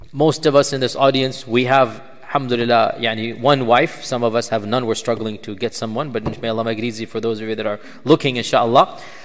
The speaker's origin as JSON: {"language": "English", "country": "Pakistan", "said": "I'm a Pakistani as well."}